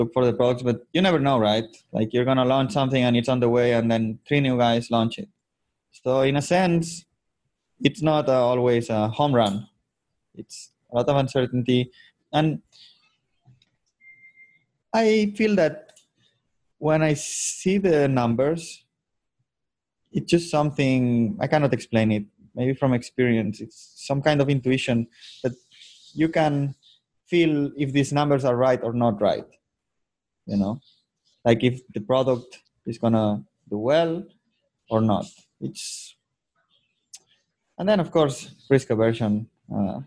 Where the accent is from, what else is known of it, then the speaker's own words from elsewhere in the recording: Andorra; moved away as an adult; now in Manila, Philippines; I was born in Andorra, which is a small country between Spain and France, and lived there until 18